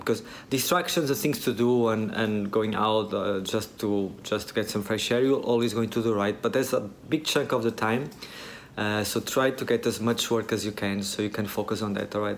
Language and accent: English; Portugal; moved away as an adult; now in Vietnam; we are both from Portugal